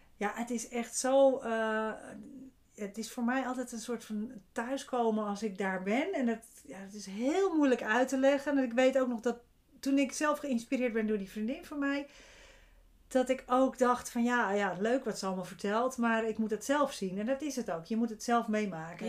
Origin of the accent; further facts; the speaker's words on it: Zandvoort, North Holland, Netherlands; bij ons in Zandvoort gaat natuurlijk iedereen naar het strand